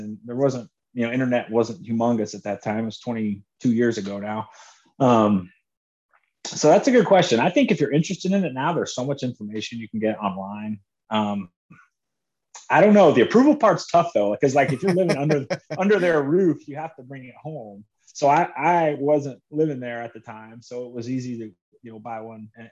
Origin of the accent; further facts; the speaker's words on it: Orlando, Florida, United States; moved away; I grew up in Orlando, you know, Orlando or suburb of Orlando, Florida